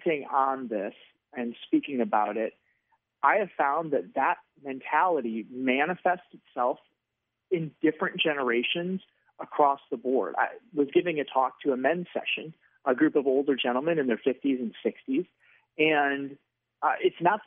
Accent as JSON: {"language": "English", "region": "Wisconsin", "country": "United States", "moved": "as an adult", "lives_now": "Arizona, United States", "said": "I am from Wisconsin."}